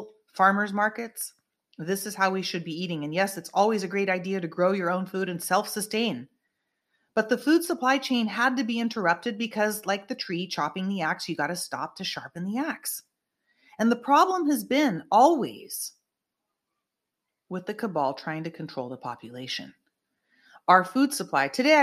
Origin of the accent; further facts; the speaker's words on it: Northern California, United States; from my hometown up in NorCal, where I was born and raised